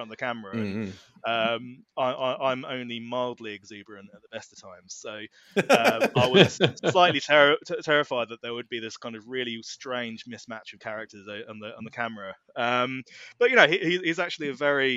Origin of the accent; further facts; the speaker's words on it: Norfolk, East of England, United Kingdom; we're both from Norfolk. I'm in Norwich